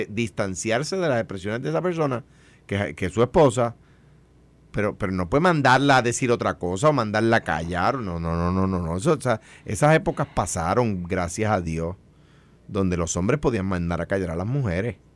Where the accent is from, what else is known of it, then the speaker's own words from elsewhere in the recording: Ponce, Puerto Rico; Yo, nací en Ponce y siempre he vivido en Ponce, porque acuérdate que eso es parte de Cuamo.